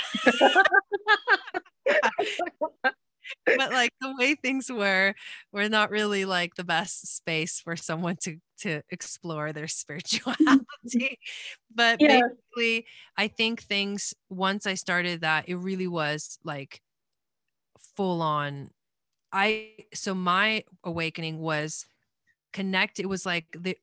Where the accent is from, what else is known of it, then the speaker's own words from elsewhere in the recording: Argentina; I was born in Argentina.